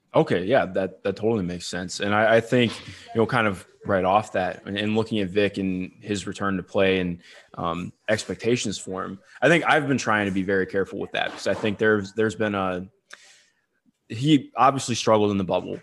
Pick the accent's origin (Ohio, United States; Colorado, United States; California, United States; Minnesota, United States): Ohio, United States; Cleveland; I grew up in Cleveland, but all my family went to either Michigan State or U of M.